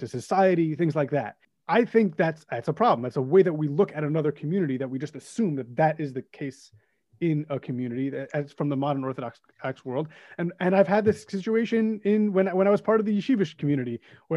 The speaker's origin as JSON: {"language": "English", "town": "New York City", "region": "New York", "country": "United States", "tie": "born or raised there", "moved": "yes", "lives_now": "West Hempstead, United States", "said": "I'm from Kew Gardens Hills in Queens"}